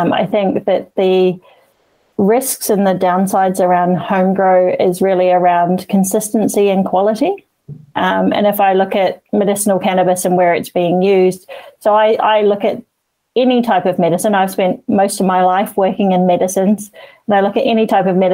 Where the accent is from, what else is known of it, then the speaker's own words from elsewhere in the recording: Queenstown, Otago, New Zealand; moved away; I'm from Queenstown originally